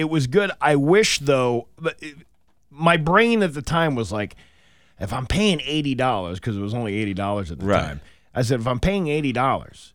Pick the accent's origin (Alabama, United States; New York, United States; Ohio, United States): New York, United States; Syracuse; moved away; I'm from Syracuse